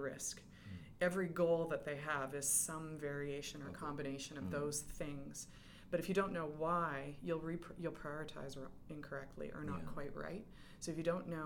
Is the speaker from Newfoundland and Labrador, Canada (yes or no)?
no; Edmonton, Alberta, Canada; moved away as an adult; also born or lived in Calgary; now in England; I'm Western Canadian. I grew up in Edmonton, and then I lived in Calgary